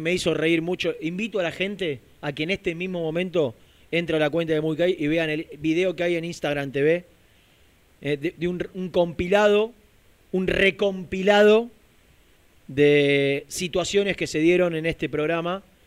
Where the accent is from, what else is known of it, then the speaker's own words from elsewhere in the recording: Lanús, Buenos Aires Province, Argentina; yo soy de Lanús